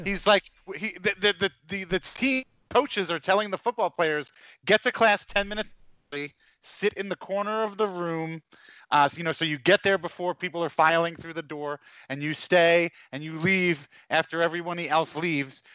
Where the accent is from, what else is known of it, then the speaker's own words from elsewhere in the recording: Long Island, New York, United States; also born or lived in Garden City, New York; I grew up on Long Island